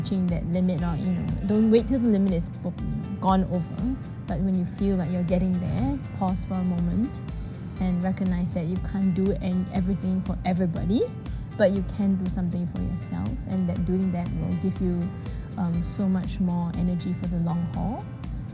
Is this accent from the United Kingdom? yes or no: no; Singapore; I'm from Singapore